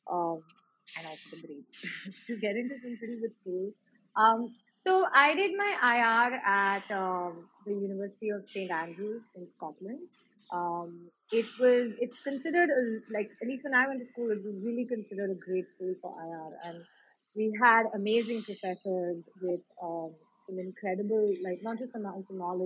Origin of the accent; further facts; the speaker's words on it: Pune, Maharashtra, India; I grew up in Pune. I'm from Pune